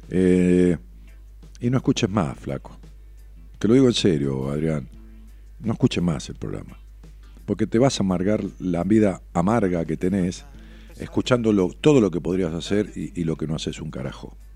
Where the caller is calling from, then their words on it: Tucumán, Argentina; con H, yo soy del interior de Tucumán Capital y a fin de mes estaré en Buenos Aires